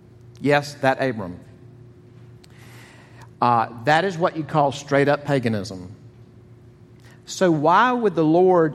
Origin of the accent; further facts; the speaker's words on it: the South, United States; accent: southern; if you think I have a southern accent, I'm from Buffalo, New York